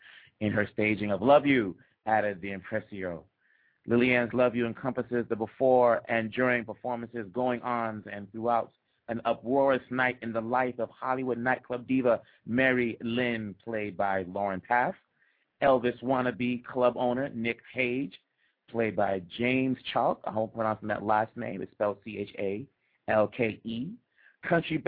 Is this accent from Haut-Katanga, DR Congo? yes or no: no; Kinshasa, DR Congo; moved away; I'm from the Democratic Republic of the Congo, born in Kinshasa.